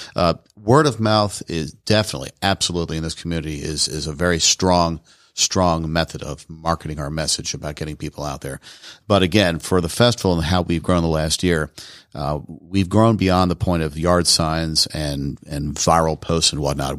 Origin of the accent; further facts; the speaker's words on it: Washington, District of Columbia, United States; moved away as an adult; also born or lived in Tucson, Arizona; now in Rome, Georgia, United States; I'm actually from Washington, D C originally